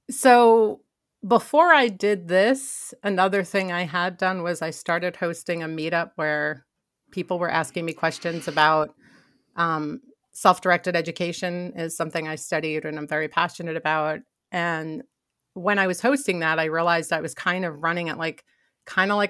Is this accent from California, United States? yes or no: no; New York, United States; So most people don't realize that I grew up in New York.